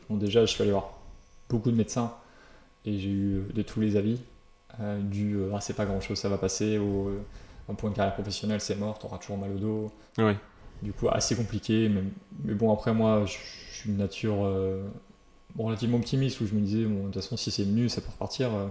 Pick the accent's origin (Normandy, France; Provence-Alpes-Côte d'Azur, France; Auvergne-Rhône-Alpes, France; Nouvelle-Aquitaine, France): Nouvelle-Aquitaine, France; Royan; moved away; chez moi à Royan